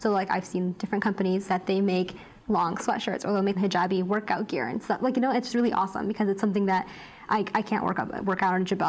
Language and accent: English; United States; I grew up in America